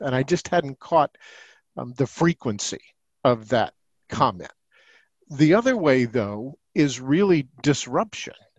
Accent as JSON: {"language": "English", "town": "Indianapolis", "region": "Indiana", "country": "United States", "tie": "born or raised there", "also_born_or_lived": "Ohio", "said": "I was born in Indianapolis, Indiana"}